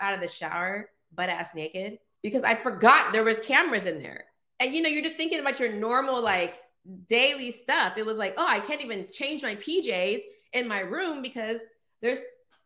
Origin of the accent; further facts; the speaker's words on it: Orange County, California, United States; I'm born and raised in Orange County, California.